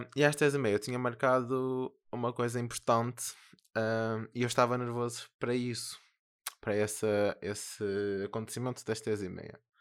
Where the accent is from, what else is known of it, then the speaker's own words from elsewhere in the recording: Porto, Norte, Portugal; accent: northern; eu sou do Porto.